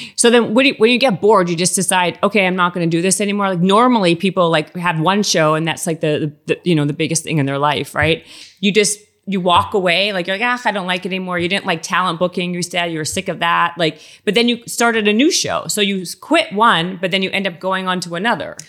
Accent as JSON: {"language": "English", "town": "Winnipeg", "region": "Manitoba", "country": "Canada", "also_born_or_lived": "Toronto", "moved": "yes", "said": "I'm from Winnipeg and then Toronto"}